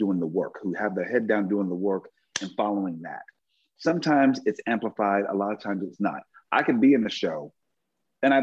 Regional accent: Philadelphia, Pennsylvania, United States; I'm from Philly.

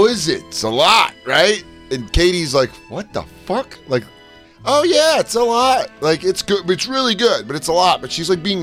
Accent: Denver, Colorado, United States; moved away as an adult; also born or lived in Tucson, Arizona; I'm actually from Denver

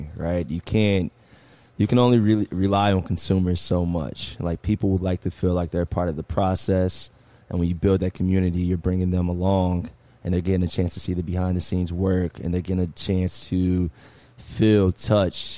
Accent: Indianapolis, Indiana, United States; now in Miami, United States; I'm originally from Indianapolis

